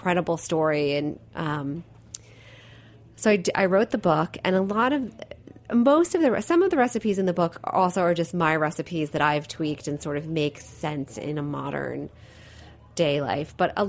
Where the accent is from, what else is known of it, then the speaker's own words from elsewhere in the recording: Italy; born there; I was born in Italy, so it's just in the DNA.